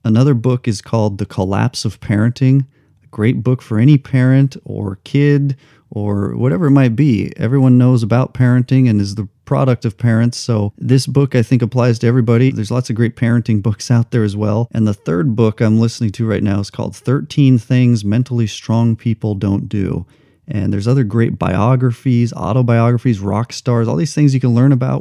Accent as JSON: {"language": "English", "region": "New Mexico", "country": "United States", "tie": "born or raised there", "also_born_or_lived": "Los Angeles", "moved": "yes", "said": "I grew up in New Mexico"}